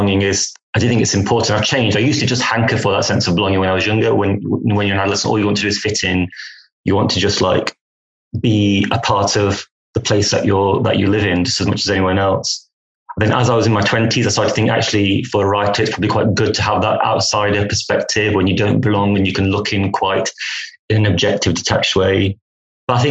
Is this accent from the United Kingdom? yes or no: yes; England, United Kingdom; my vexed relationship with England and my adolescence and growing up here